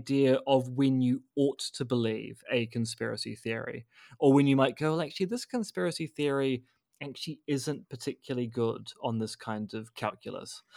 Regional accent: New Zealand; as a New Zealander

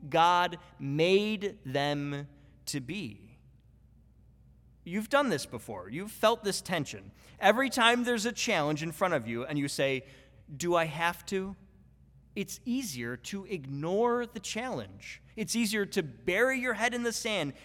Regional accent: Buffalo, New York, United States; I'm from Buffalo, New York

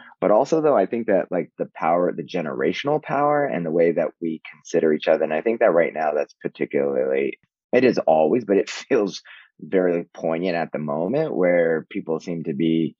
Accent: Mexico; born there; I'm the only Mexican because I was born in Mexico

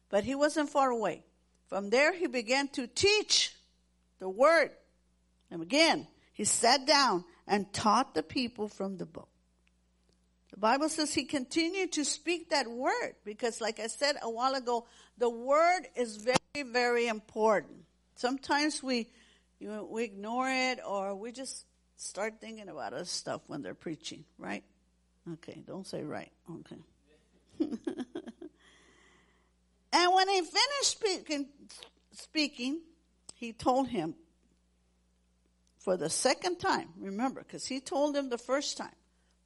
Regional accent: Corpus Christi, Texas, United States; we grew up in Corpus Christi, Texas

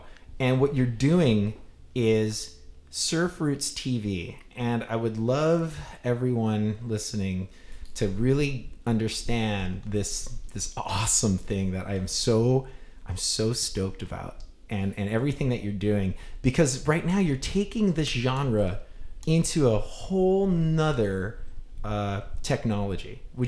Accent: Hawaii, United States; growing up in Hawaii

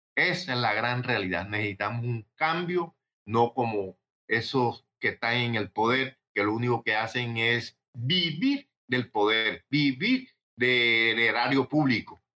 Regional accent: Colombia; moved away as an adult; habemos mucho que somos exiliados, que venimos de Colombia

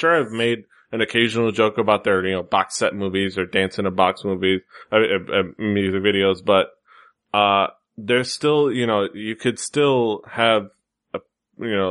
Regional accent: Miami, Florida, United States; here in my hometown

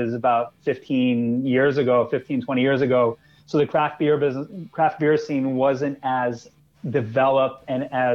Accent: New York City, New York, United States; moved away as an adult; now in New Jersey, United States; I am a born and raised New Yorker. I grew up in Queens.

